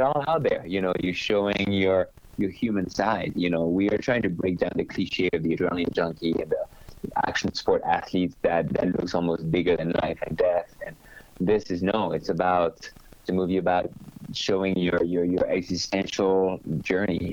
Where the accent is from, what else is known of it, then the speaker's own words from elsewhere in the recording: Normandy, France; I was born in Normandy